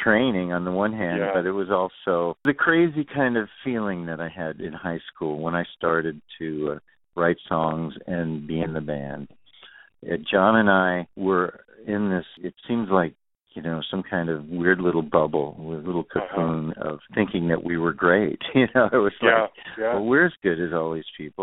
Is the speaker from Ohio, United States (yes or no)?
no; New York City, New York, United States; moved away as an adult; also born or lived in Boston / California; I was raised in Queens, New York